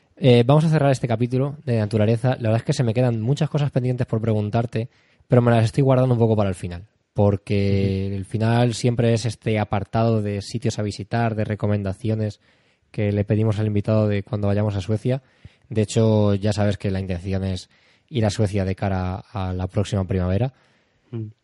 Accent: Spain; somos españoles, pero eh, aquí en España

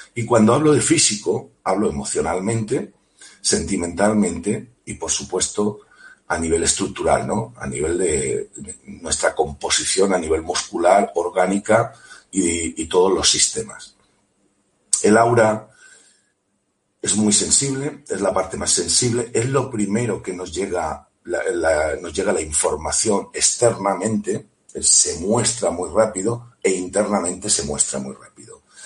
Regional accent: Elche, Valencian Community, Spain; de Elche, muy cerquita de Alicante

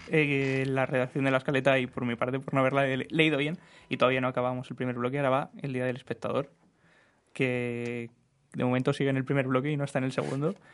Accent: Extremadura, Spain; no, soy extremeño, pero, pero me llama la atención que, seas tan conocedor

